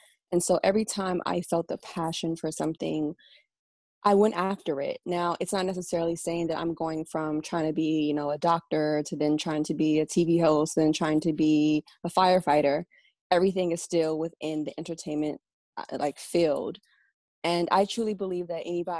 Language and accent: English; Washington, D.C. area, Maryland, United States; moved away as an adult; now in New York City, United States; So I was raised in Maryland. My mom and my dad are both of Nigerian descent, but we were raised in the Washington, D.C. area